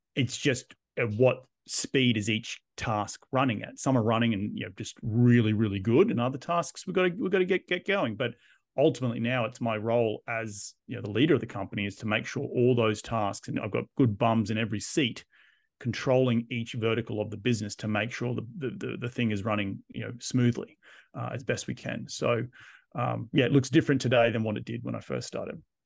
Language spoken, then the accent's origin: English; Australia; moved away as an adult; I'm Australian, I'm living abroad.